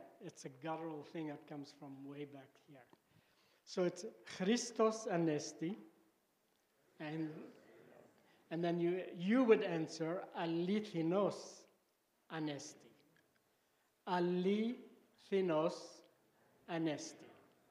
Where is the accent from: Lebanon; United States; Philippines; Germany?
Lebanon; moved away; So I grew up in Lebanon